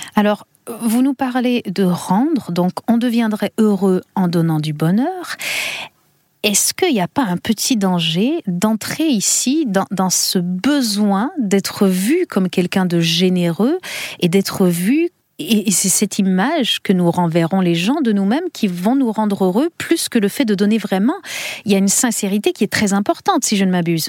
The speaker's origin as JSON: {"language": "French", "country": "Canada", "said": "chez nous au Canada"}